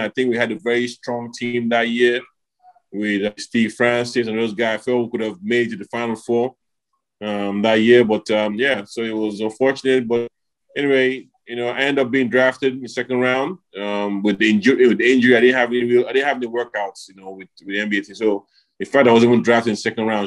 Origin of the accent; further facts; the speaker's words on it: Nigeria; moved away; I came back to Nigeria at that time, did a camp in my home in my hometown